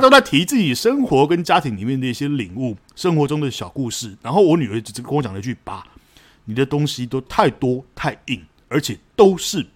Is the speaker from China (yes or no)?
no; Taiwan; 我们是台湾人